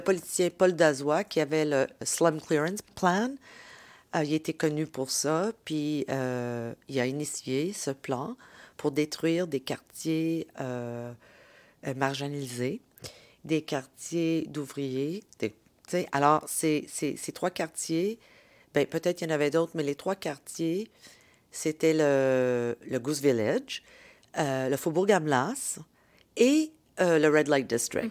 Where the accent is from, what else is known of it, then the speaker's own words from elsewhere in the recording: Montreal, Quebec, Canada; mes racines dans la ville et à mon identité en tant que Canadienne québécoise de deuxième génération